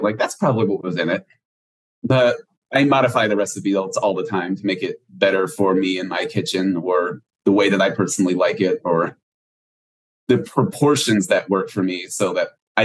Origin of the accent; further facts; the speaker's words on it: Houston, Texas, United States; I grew up in Houston, Texas, still live here today